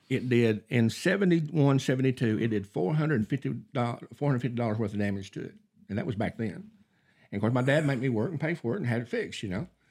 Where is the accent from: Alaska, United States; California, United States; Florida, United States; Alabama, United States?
Alabama, United States; North; I grew up in North Alabama